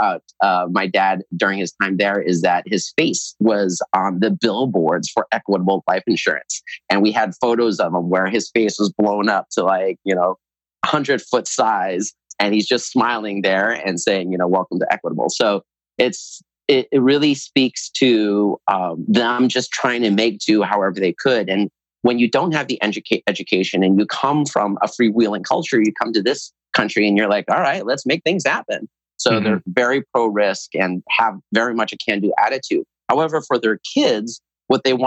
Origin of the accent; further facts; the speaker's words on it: United States; I was born in the United States